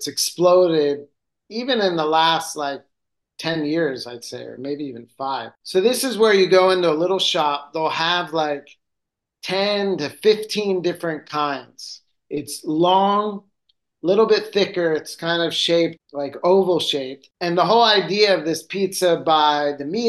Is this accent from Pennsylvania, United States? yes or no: yes; Philadelphia, Pennsylvania, United States; now in Rome, Italy; I'm from Philadelphia